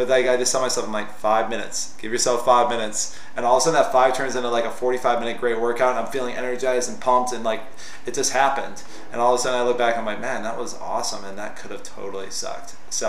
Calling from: Seattle, Washington, United States; This is … from Seattle. I'm totally chill from Seattle. I'm having my Starbucks right now.

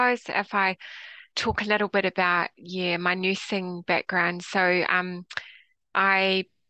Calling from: New Zealand; Well, I'm connecting in today from Aotearoa, New Zealand.

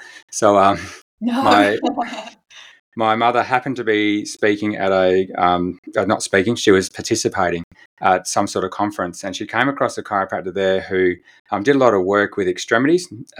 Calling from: Perth, Western Australia, Australia; So I'm joining you quite away from New Zealand. I'm in Perth, Western Australia.

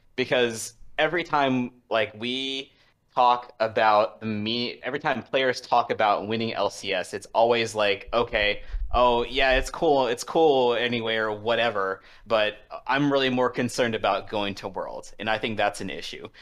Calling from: Washington, District of Columbia, United States; calling from, uh, Washington, D C

